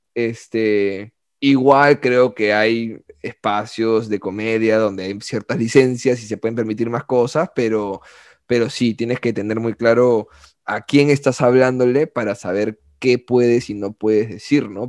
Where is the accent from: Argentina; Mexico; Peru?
Peru; como peruano